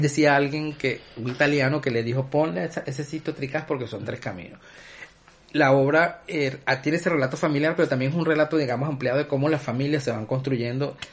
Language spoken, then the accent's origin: Spanish; Guayana, Venezuela; also born or lived in Caracas; nosotros somos de allá de Guayana, muchas veces lo relacionaba con nuestra familia